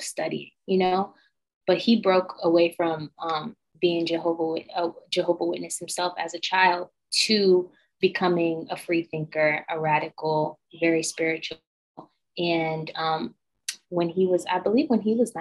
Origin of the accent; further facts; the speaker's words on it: Binghamton, New York, United States; moved away as an adult; now in Los Angeles, United States; I grew up in a really small town, Binghamton, New York, which was upstate New York